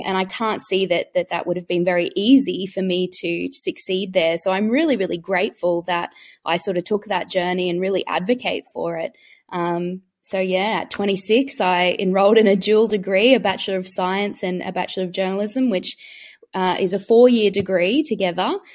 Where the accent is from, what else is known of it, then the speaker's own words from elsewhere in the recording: Queensland, Australia; I'm from Queensland